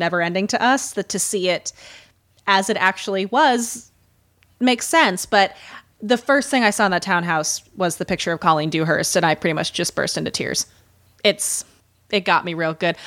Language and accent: English; Midwest, United States; accent: Midwestern; I can already hear my Midwestern accent coming back